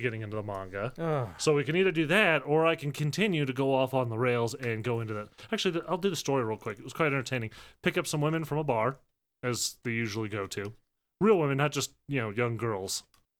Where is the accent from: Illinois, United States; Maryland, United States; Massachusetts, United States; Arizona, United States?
Illinois, United States; Chicago; I'm from Chicago